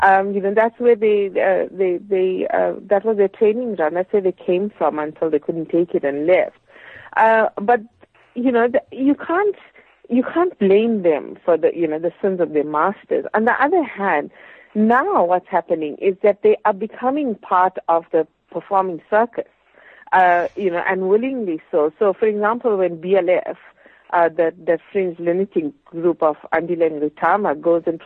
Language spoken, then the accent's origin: English; South Africa; you as a South African citizen